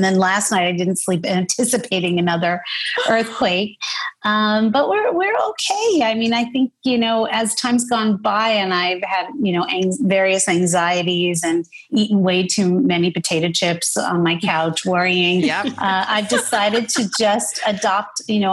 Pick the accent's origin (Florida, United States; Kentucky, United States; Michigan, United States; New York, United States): New York, United States; New York City; I grew up in Brooklyn